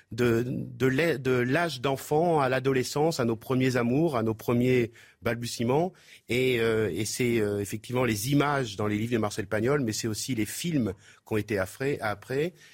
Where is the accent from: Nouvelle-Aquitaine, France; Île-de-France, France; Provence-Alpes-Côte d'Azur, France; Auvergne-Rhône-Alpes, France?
Provence-Alpes-Côte d'Azur, France; c'est mon terrain de jeu, c'est le Garlaban, puisque j'ai passé toute mon enfance a galopé dans le Garlaban, ce fameux Garlaban, je suis né à l'époque des derniers chevriers.